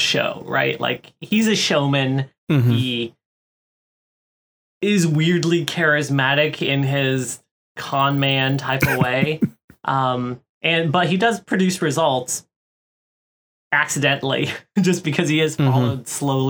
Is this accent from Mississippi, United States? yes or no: no; Florida, United States; I grew up in Florida